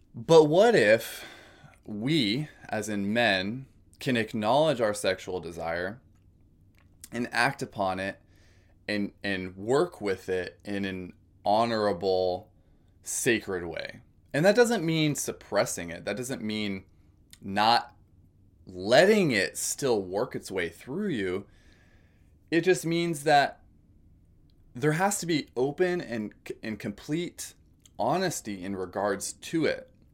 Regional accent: California, United States; moved away as an adult; also born or lived in Oregon; I've been born and raised in California, spent most of my life there, aside from some college outside of California and Oregon

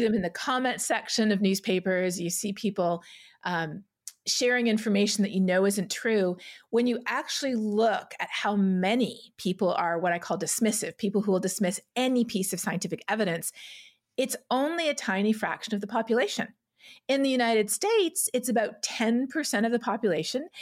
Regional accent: Toronto, Ontario, Canada; I grew up in Etobicoke in Toronto

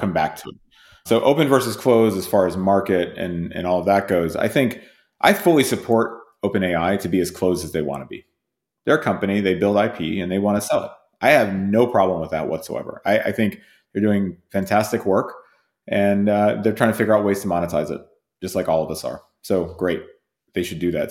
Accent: Whitesburg, Kentucky, United States; moved away; also born or lived in United Kingdom / Massachusetts; I grew up in a town called Whitesburg

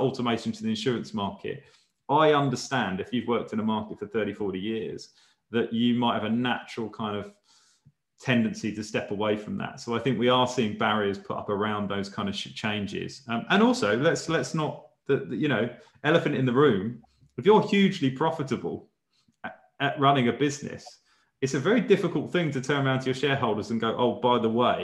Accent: Chelmsford, East of England, United Kingdom; I'm from Chelmsford in Essex

